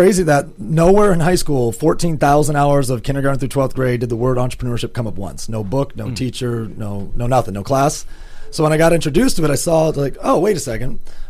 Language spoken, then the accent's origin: English; Grand Rapids, Michigan, United States; Well, I'm from Grand Rapids, Michigan, originally.